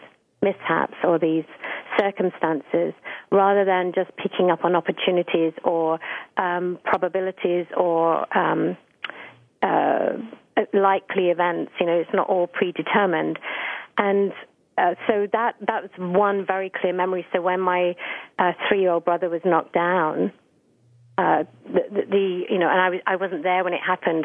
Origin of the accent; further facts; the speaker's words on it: Essex, East of England, United Kingdom; I grew up outside of London in a really pretty area in Essex